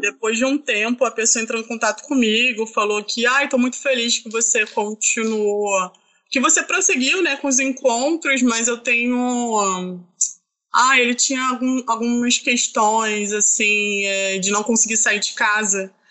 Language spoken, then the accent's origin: Portuguese; Baixada Fluminense, Rio de Janeiro, Brazil; eu sou da Baixada Fluminense